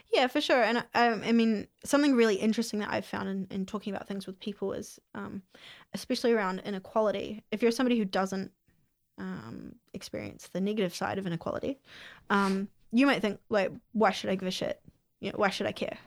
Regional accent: Whangamatā, Waikato, New Zealand; now in Hamilton, New Zealand; I grew up on the Coromandel in a really small town called Fungamata

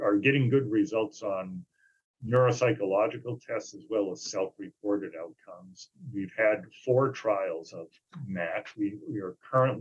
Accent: Maine, United States; moved away; also born or lived in New Hampshire / Indiana; I was in Maine for a while, my home state

